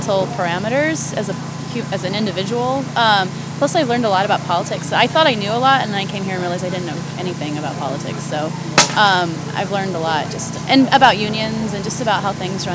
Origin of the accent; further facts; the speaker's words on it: Denver, Colorado, United States; moved away; I'm from Denver